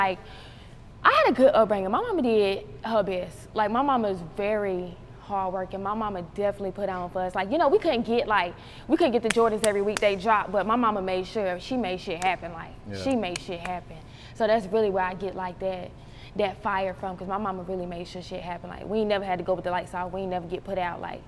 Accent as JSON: {"language": "English", "town": "Charlotte", "region": "North Carolina", "country": "United States", "tie": "born or raised there", "said": "growing up in Charlotte as a female rapper"}